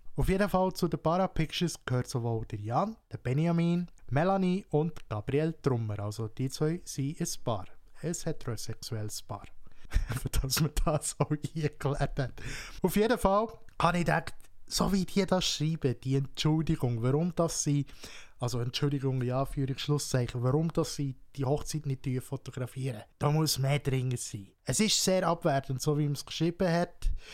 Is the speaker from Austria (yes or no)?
no; Switzerland; hier bei uns in der Schweiz